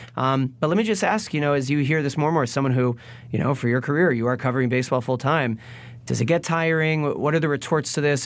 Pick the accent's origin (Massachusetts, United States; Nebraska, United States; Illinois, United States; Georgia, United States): Massachusetts, United States; Boston; we're both from Boston